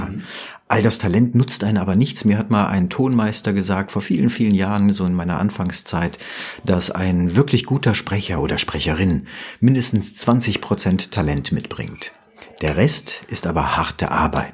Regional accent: Rüsselsheim, Hesse, Germany; also born or lived in Offenbach; ich bin in Offenbach geboren und ähm, ja, besser noch in Rüsselsheim aufgewachsen

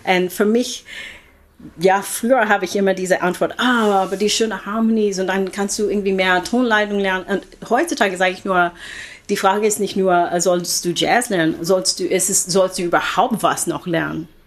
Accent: Oakland, California, United States; German is a second language; moved away as an adult; also born or lived in Philippines / Europe; ich bin in den Philippinen geboren. Meine Eltern sind Einwanderer gewesen und ich bin also mit neun Monaten äh, bin ich mit meiner Mama rübergekommen. So. Und dann seitdem immer in Oakland gelebt

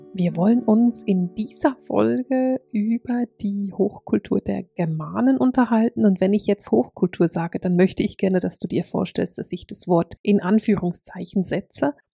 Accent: Basel, Basel-Stadt, Switzerland; accent: Alemannic; Nun bin ich nicht in Deutschland aufgewachsen und habe mich nie intensiv mit der germanischen Kultur auseinandergesetzt, weil in der Schweiz lernt man die Schweizer Geschichte

